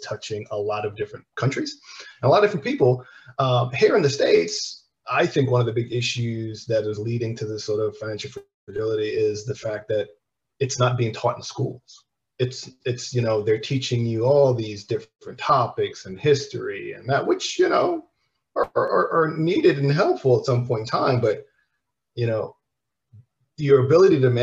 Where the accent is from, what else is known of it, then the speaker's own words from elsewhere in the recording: Antigua & Barbuda; I'm from the Caribbean. We're from Antigua